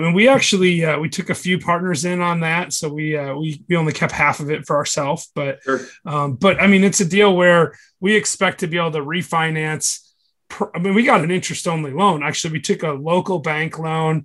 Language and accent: English; Michigan, United States; now in Chattanooga, United States; I'm from Michigan originally